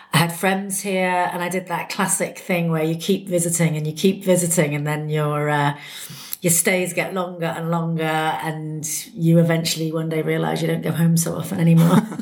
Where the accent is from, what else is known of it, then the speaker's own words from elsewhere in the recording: Bristol, South West England, United Kingdom; moved away as an adult; also born or lived in London; now in Berlin, Germany; I'm from England. I was born in Bristol, in the west of England.